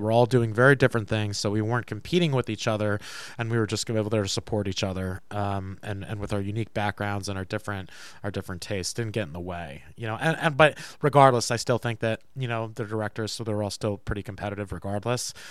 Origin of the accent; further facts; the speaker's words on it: Tuxedo Park, New York, United States; Tuxedo Park, New York